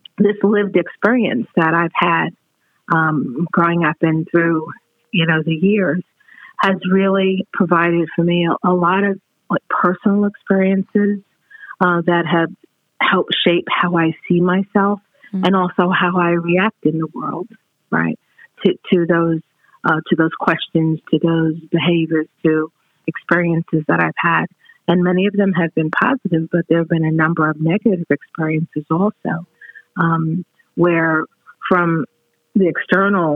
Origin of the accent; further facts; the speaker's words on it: New York City, New York, United States; I was born in Brooklyn, New York, and in a very diverse community